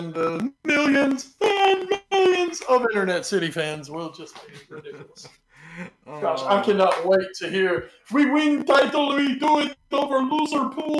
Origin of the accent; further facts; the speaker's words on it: the South, United States; I'm from the South